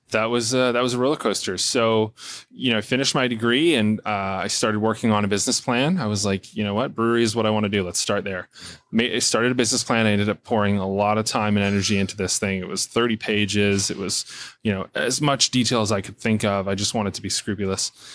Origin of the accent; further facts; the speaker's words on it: Port Alberni, British Columbia, Canada; moved away as an adult; I wanted to move back to my hometown where I was born and raised